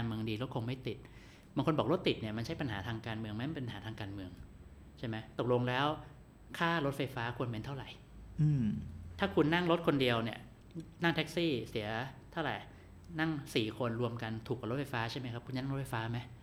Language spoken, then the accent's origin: Thai; Phitsanulok, Thailand; moved away; จังหวัดพิษณุโลกเนี่ย เพื่ออยากให้บ้านเกิดเจริญ